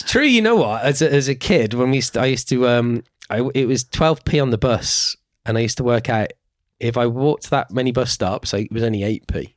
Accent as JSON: {"language": "English", "town": "Birmingham", "region": "West Midlands", "country": "United Kingdom", "said": "I am from Birmingham"}